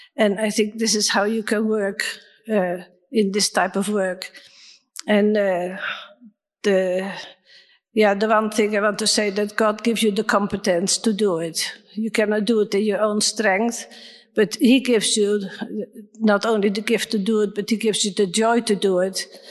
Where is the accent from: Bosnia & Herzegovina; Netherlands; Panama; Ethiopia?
Netherlands; moved away; I'm from Holland